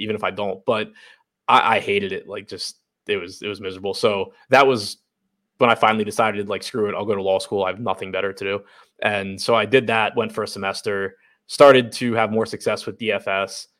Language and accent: English; United States; moved away as an adult; now in Baltimore, United States; from the suburbs outside D C, live in Baltimore now